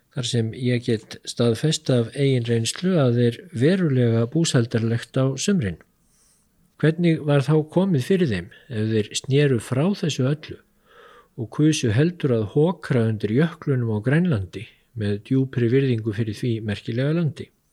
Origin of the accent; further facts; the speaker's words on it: Iceland